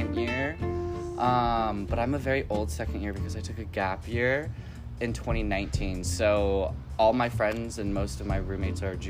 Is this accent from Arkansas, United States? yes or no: no; Chino Hills, California, United States; moved away as an adult; now in Chico, United States; I am from Southern California, like the LA area. Specifically, I don't know if anyone's heard of a little city called Chino Hills. Very secluded town growing up.